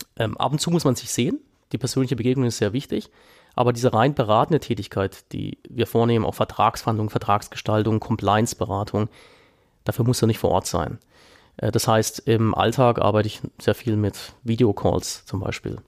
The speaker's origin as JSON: {"language": "German", "town": "Freiburg", "region": "Baden-Württemberg", "country": "Germany", "tie": "born or raised there", "also_born_or_lived": "England", "moved": "as an adult", "said": "eine eigene Kanzlei in meiner Heimat zu gründen, in, in, in Freiburg"}